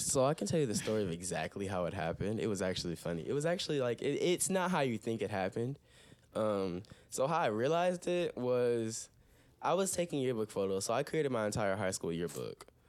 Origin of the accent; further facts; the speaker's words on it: Toledo, Ohio, United States; I'm from Toledo, Ohio. Mm. Definitely based here